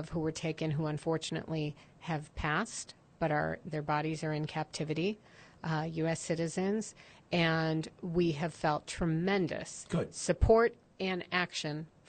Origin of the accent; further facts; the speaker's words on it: Chicago, Illinois, United States; now in Jerusalem, Israel; I grew up in Chicago